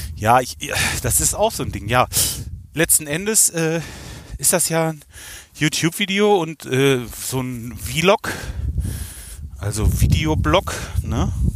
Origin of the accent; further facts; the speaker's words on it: Kalletal, North Rhine-Westphalia, Germany; ich komme aus dem Kalletal